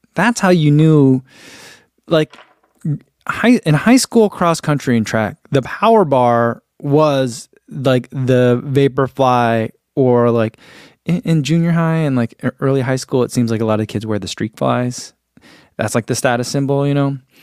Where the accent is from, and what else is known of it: United States